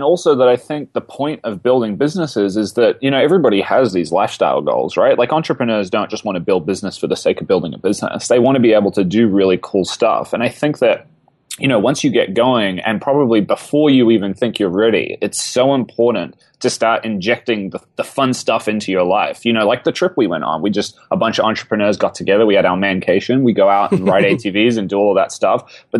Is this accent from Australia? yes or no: no; New Zealand; Oh, I'm from New Zealand. I was living in that part of the world